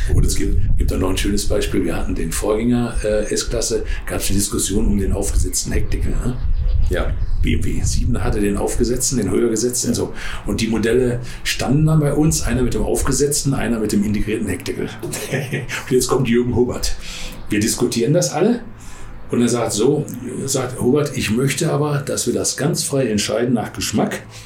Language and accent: German; Ruhr area, North Rhine-Westphalia, Germany; ich bin da dann Ruhegebietler